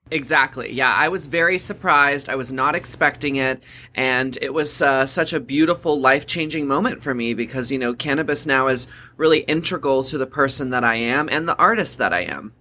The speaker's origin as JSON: {"language": "English", "region": "Texas", "country": "United States", "tie": "born or raised there", "said": "Growing up in Texas, there was a lot of stigma around cannabis"}